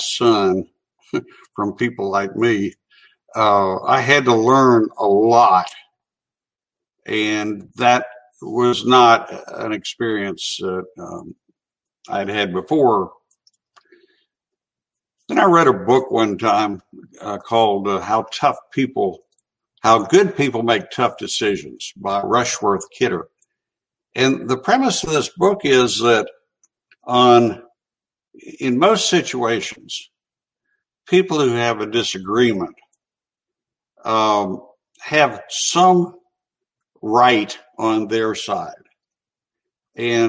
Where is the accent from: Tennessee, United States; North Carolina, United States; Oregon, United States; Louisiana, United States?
Tennessee, United States; Chattanooga; I grew up in North Chattanooga, went to public schools, graduated from City High School